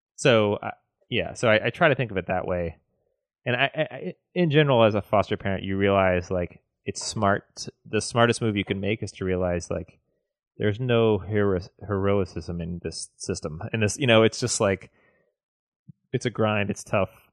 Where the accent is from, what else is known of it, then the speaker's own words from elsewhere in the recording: the South, United States; I grew up in the South